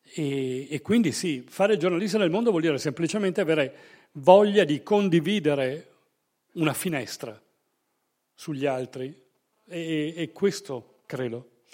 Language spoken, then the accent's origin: Italian; Verona, Veneto, Italy; come diciamo noi a Verona, io sono veronese